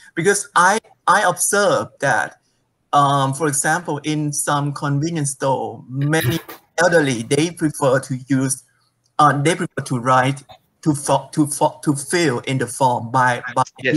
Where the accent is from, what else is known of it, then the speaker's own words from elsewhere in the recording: Thailand; moved away as an adult; now in Taiwan; I went back to my home country